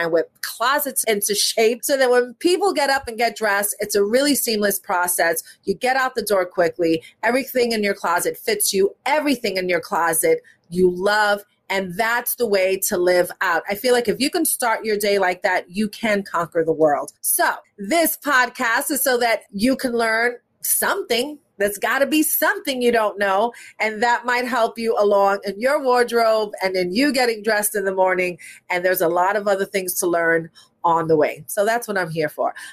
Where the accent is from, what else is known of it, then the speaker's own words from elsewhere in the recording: New York, United States; growing up in New York